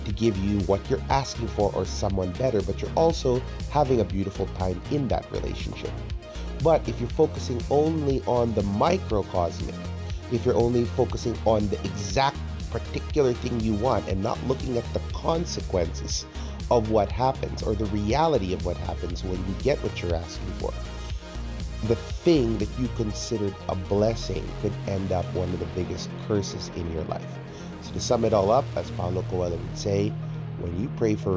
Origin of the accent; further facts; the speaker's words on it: United States; now in Philippines; my home country is a nice place, but America is no place to struggle